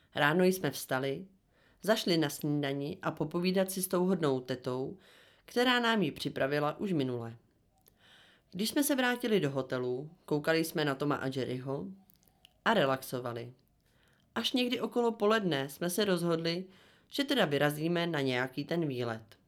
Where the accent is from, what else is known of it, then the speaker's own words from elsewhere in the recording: Czechia; u nás v Republice České